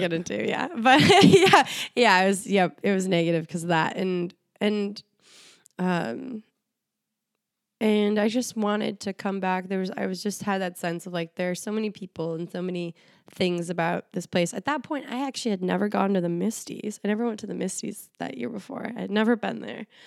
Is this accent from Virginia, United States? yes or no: no; Minnesota, United States; born or raised there; moved away; also born or lived in India